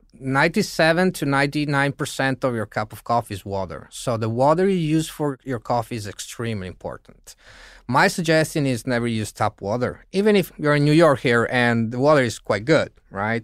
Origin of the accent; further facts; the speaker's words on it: Italy; In Italy, as Italians